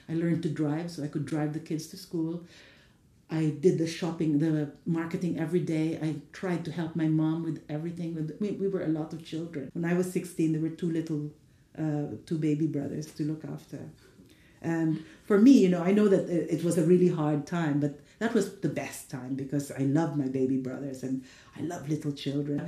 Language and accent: English; Philippines; moved away as an adult; now in England, United Kingdom; growing up in the Philippines